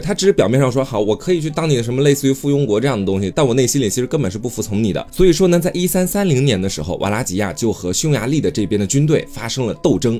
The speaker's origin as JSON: {"language": "Chinese", "country": "China", "said": "在我们中国人看来"}